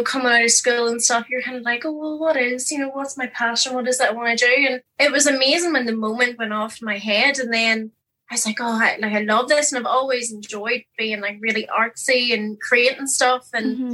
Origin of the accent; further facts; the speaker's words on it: Newcastle, Northern Ireland, United Kingdom; moved away as an adult; also born or lived in Liverpool; now in Belfast, United Kingdom; Originally, I'm from Newcastle, County Down, and now living in the Big Smoke in Belfast.